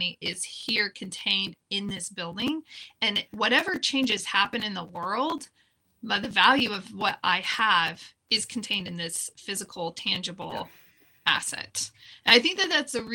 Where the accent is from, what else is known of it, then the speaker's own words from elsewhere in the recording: California outside Silicon Valley, United States; I grew up in California outside Silicon Valley